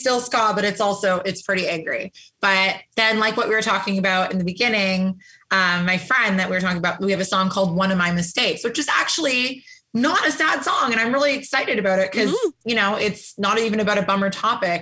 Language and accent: English; Calgary, Alberta, Canada; now in Toronto, Canada; I lived in Calgary, Alberta. So I'm not from Toronto.